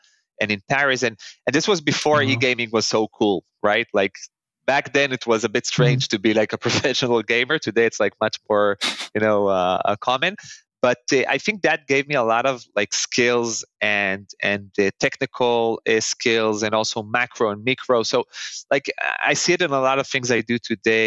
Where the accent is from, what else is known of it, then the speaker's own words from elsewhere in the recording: Northern District, Israel; moved away as an adult; now in Tel Aviv, Israel; I was born and raised in Israel.